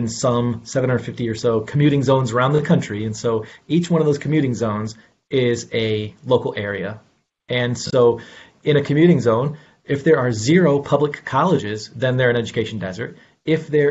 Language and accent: English; Elkhart, Indiana, United States; moved away; in my home town, Northern Indiana, Elkhart, Indiana, my own personal family experience was caught up in this whole entire idea of education desert.